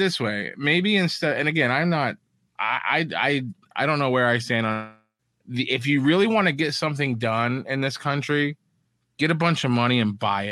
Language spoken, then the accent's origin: English; Elkhart, United States; when I was growing up in Elkhart